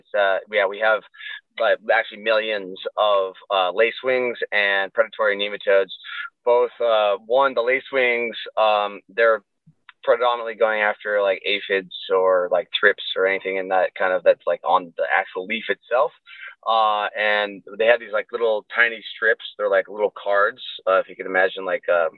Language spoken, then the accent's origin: English; Southern Oregon, United States; moved away as an adult; also born or lived in San Diego, California; I'm originally from Southern Oregon. I relocated down to San Diego for about, those 8 years, 7 years